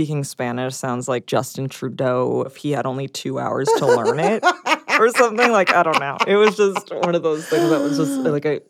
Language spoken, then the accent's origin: English; Australia; No, I'm from Australia.